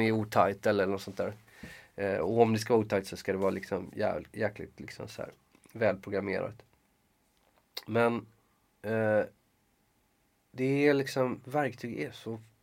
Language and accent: Swedish; Gothenburg, Västra Götaland, Sweden; moved away; jag är från Göteborg